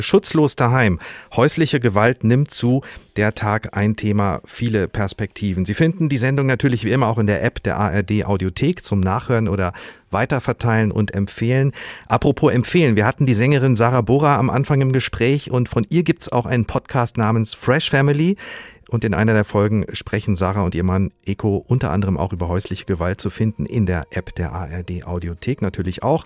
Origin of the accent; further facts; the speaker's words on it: Hesse, Germany; bei uns in Hessen